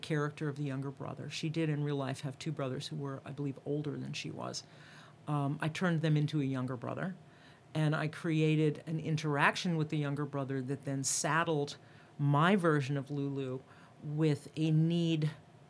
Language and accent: English; Atlanta, Georgia, United States; accent: Georgia; my Atlanta, my Georgia accent comes out